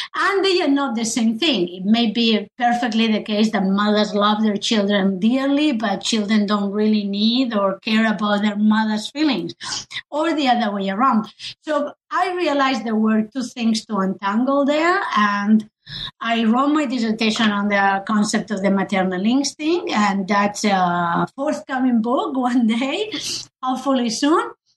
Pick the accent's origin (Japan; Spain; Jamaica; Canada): Spain; moved away; I I come from Spain